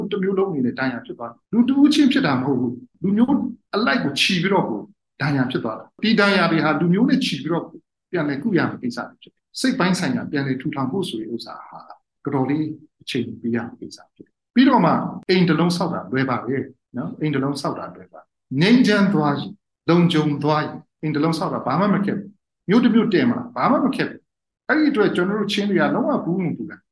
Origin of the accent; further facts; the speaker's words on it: Chin State, Myanmar; ကျွန်တော်ချင်းလူမျိုးတွေရဲ့ collective trauma